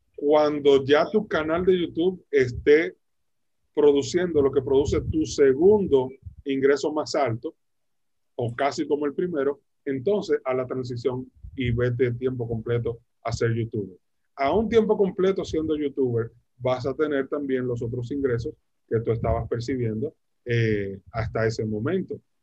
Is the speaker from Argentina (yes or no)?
no; Dominican Republic; en Dominicana, en mi país